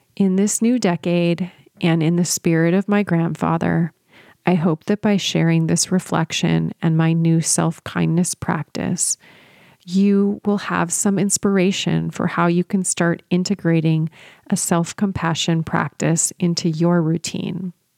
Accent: San Luis Obispo, California, United States; moved away as an adult; I had moved back to my hometown of San Luis Obispo with my husband

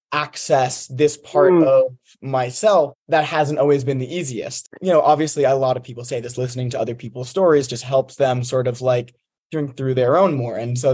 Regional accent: Montclair, New Jersey, United States; moved away as an adult; now in Georgia, United States; I'm from New Jersey, North Jersey, Montclair.

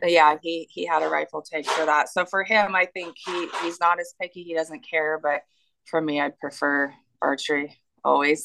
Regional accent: Washington, United States; moved away as an adult; also born or lived in Tennessee / North Carolina; I grew up in Washington. I've lived here my entire

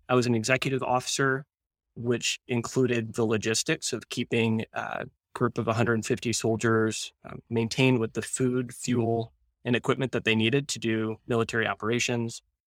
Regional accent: Ann Arbor, Michigan, United States; I grew up in Ann Arbor, close enough to hear the marching band practice during the week

